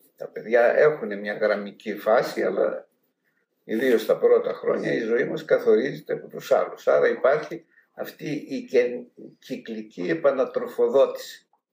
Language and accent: Greek; Macedonia, Greece; moved away; Εμεί που είμαστε από τη Μακεδονία